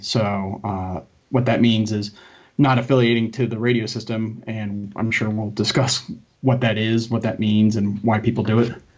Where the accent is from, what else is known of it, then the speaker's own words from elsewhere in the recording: Connecticut, United States; my local town where I grew up in Connecticut